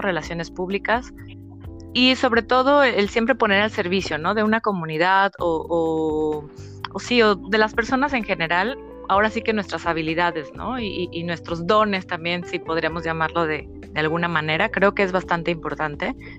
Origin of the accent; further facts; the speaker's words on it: Mexico; moved away as an adult; now in Paris, France; como buena mexicana, ¿no? Después de estar 31 años viviendo por allá